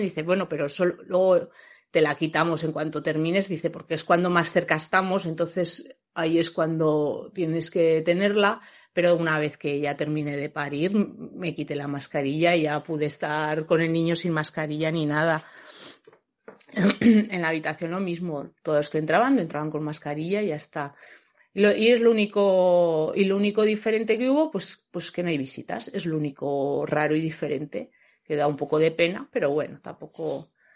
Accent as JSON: {"language": "Spanish", "town": "Logroño", "region": "La Rioja", "country": "Spain", "said": "nosotros somos de Logroño"}